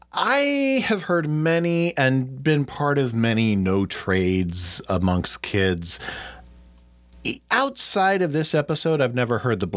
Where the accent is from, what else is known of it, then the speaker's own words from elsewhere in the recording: Midwest, United States; I grew up in the Midwest and, you know, we're about 20 years behind everyone else.